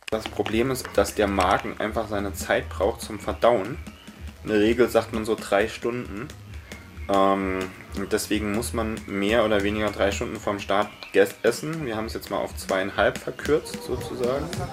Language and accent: German; Germany; als Deutsche, als Europäer